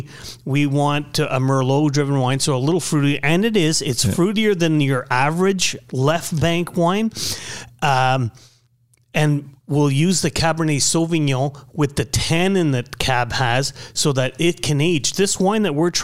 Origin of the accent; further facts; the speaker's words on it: Canada; being French Canadian